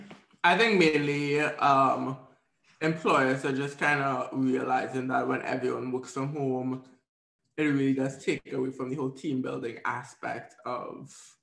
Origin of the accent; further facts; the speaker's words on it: Trinidad & Tobago; now in United States; when we come from Trinidad